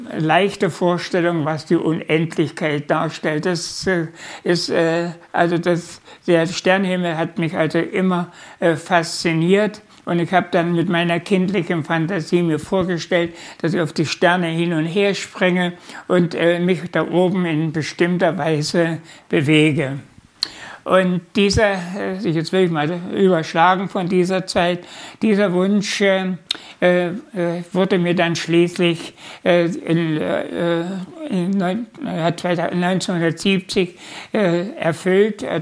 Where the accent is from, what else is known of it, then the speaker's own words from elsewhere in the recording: Unstrut valley, near Nebra, Saxony-Anhalt, Germany; geboren bin ich äh, im Unstrutal, Wolmerstedt heißt der Ort. Das ist in der Nähe von Nebra, wo diese Himmelscheibe gefunden wurde